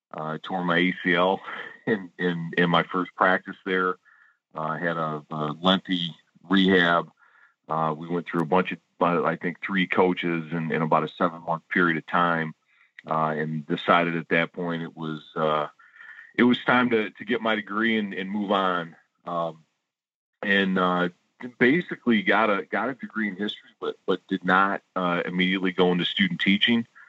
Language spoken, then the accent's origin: English; Warren, Michigan, United States; I grew up in Warren, Michigan